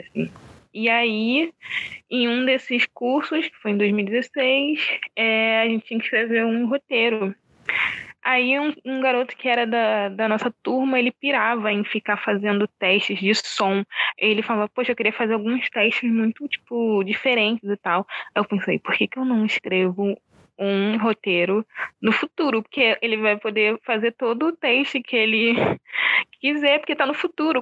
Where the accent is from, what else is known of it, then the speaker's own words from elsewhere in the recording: Rio de Janeiro, Brazil; eu sou de Oswaldo Cruz, né? Aqui do subúrbio do Rio